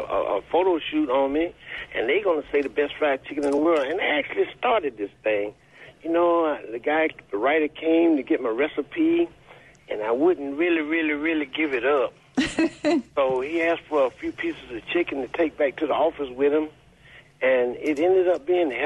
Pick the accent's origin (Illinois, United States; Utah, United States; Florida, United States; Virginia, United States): Florida, United States; Fort Pierce; moved away as an adult; now in Mississippi, United States; Actually, I'm from Fort Pierce, Florida